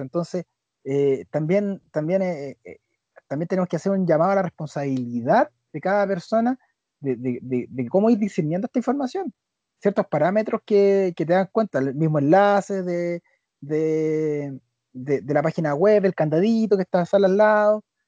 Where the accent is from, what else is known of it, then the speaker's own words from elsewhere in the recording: Chile; nosotros como sociedad chilena